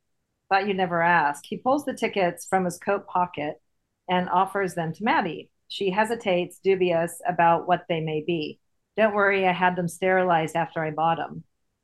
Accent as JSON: {"language": "English", "country": "United States", "accent": "American", "said": "with my American accent"}